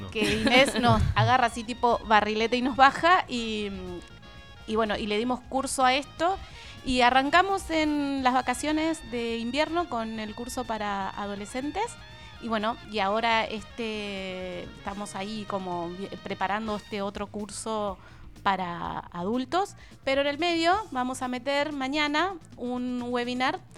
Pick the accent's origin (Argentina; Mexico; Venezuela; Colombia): Argentina; Litoral; now in Tandil, Argentina; Yo soy del litorado.